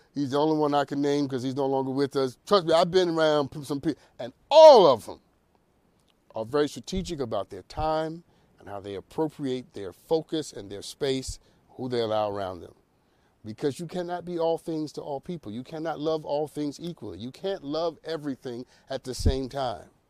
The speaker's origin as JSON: {"language": "English", "town": "New York City", "region": "New York", "country": "United States", "said": "I'm from the Bronx."}